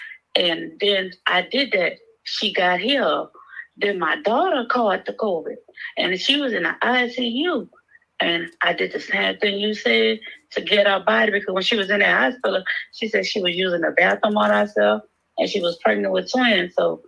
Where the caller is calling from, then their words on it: Louisiana, United States; I'm from Louisiana.